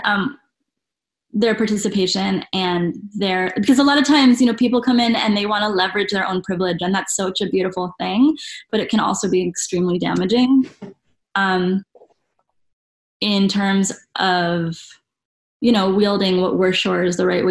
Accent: United States; being an American representative

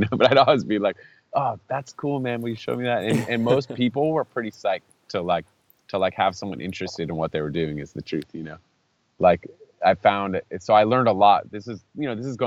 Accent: Saratoga, California, United States; moved away as an adult; also born or lived in Berkeley, California / Santa Barbara, California / Augusta, Georgia / San Francisco, California; growing up in Saratoga

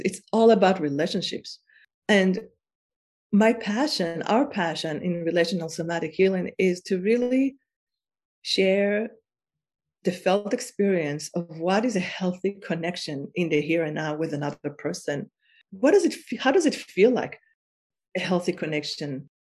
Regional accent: Israel; I am from Israel and I am I was born in Israel

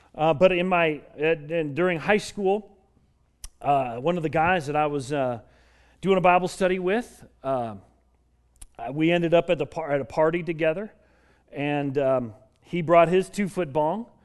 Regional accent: Colorado, United States; I grew up in Colorado

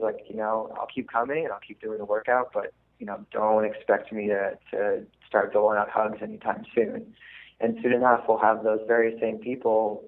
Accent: Massachusetts, United States; moved away as an adult; now in Baltimore, United States; I'm originally from Massachusetts

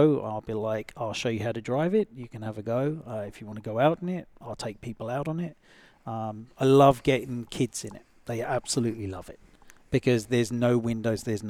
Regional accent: England, United Kingdom; moved away; I come from England

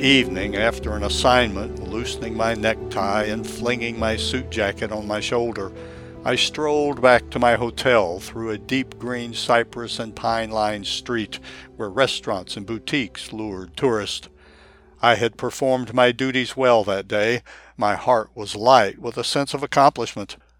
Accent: Tokyo, Japan; English is a second language; moved away as an adult; also born or lived in United States; now in St. Augustine, United States; I am a Japanese American, born and raised in Tokyo, who moved to the United States in my early 20s

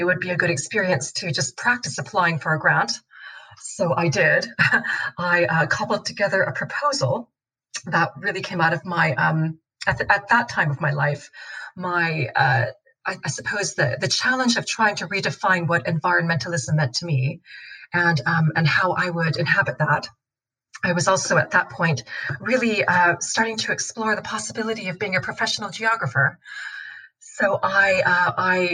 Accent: Seattle, Washington, United States; moved away as an adult; also born or lived in Belfast / Wellesley; now in London, United Kingdom; I grew up in Seattle in the northwest corner of the States.

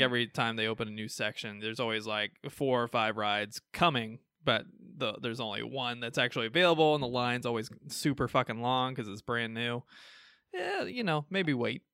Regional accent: Midwest, United States; accent: Midwestern; my Midwestern accent

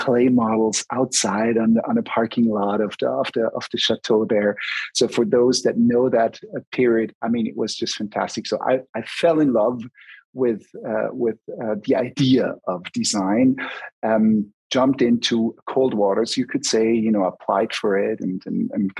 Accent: German-speaking Switzerland, Switzerland; I was raised in the German part of Switzerland.

